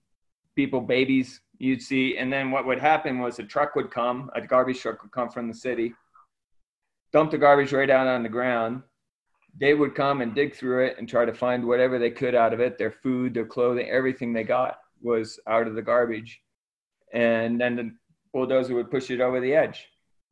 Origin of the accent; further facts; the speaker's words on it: Ecuador; I was born and raised in Ecuador. My parents were missionaries. My grandparents were missionaries in Ecuador.